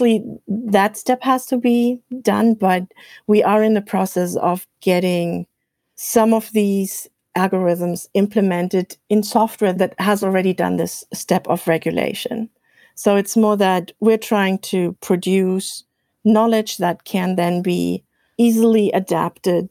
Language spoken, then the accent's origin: English; Germany; accent: German; English is a second language; now in Iowa, United States; I'm from Germany, as you might be able to tell from my accent